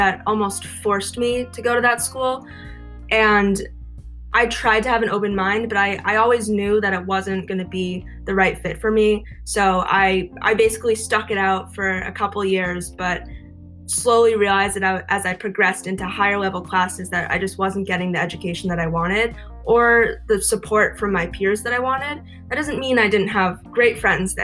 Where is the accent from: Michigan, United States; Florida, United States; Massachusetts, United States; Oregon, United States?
Massachusetts, United States; Boston; moved away as an adult; also born or lived in Nebraska; now in Los Angeles, United States; originally, I'm from Massachusetts, the Boston area.